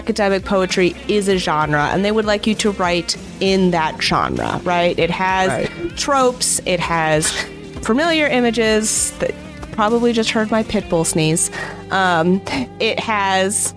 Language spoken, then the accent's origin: English; Michigan, United States; I grew up in Michigan